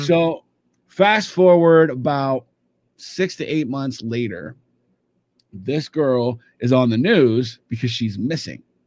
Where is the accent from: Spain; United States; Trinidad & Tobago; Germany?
United States; Kansas City; I grew up in Kansas City